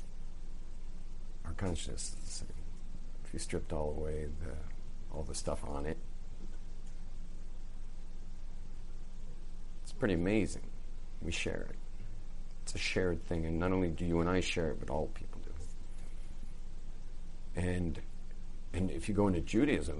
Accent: West Coast, United States; I grew up on the West Coast.

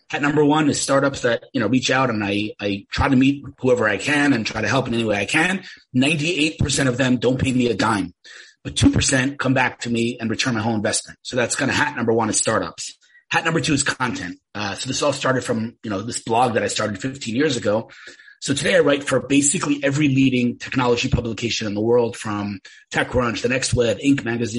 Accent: New York, United States; now in Israel; I'm from New York originally, moved to Israel 30 years ago, found myself working in the tech industry here in Israel

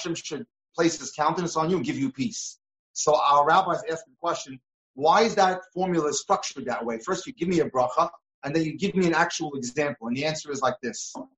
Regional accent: New York, United States; when I was growing up in New York

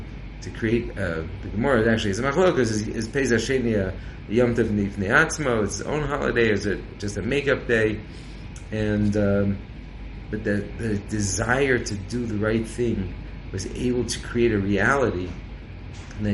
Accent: California, United States; I'm from California

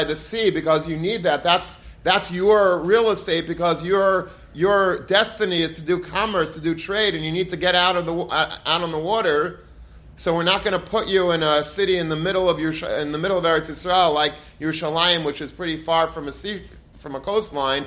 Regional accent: Long Beach, New York, United States; where I grew up in Long Beach, so my parents' house is literally a stone's throw away from the boardwalk

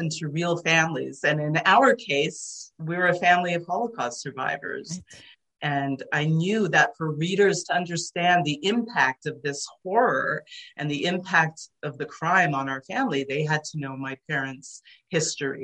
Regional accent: Toronto, Ontario, Canada; first language Hungarian; English is a second language; growing up in Toronto, first of all, I didn't speak English when I was little. I started kindergarten only speaking Hungarian

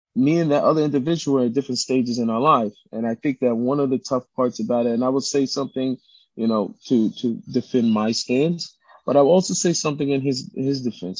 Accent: Seattle, Washington, United States; I grew up in Seattle

